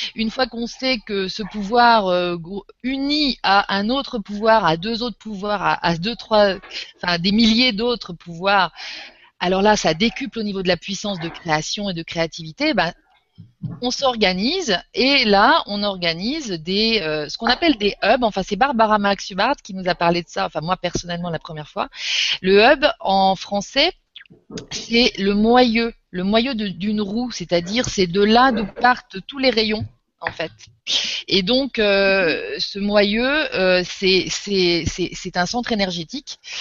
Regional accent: Normandy, France; Je suis euh, française, je suis normande. Je suis en Normandie là

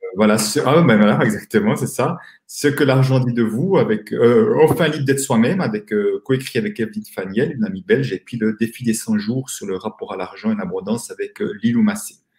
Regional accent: Switzerland; accent: Swiss; je suis euh, suisse, comme euh, mon accent va peut-être me trahir

